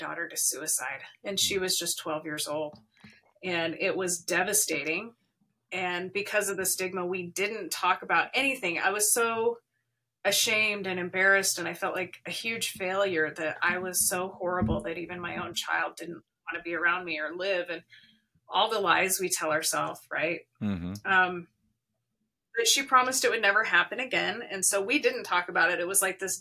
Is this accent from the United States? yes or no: yes; Arizona, United States; now in Salt Lake City, United States; I'm actually originally from Arizona, but I've been here for 20 plus years